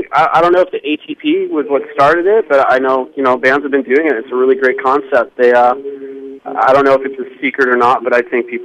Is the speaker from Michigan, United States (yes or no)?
yes; Detroit, Michigan, United States; moved away as an adult; also born or lived in Phoenix; now in San Diego, United States; I'm from Detroit